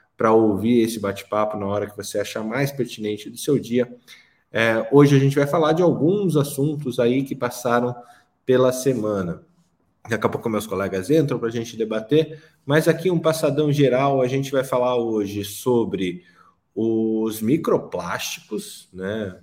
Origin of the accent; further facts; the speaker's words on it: Curitiba, Paraná, Brazil; Eu que nasci em Curitiba, num, bar, num bairro de de classe média alta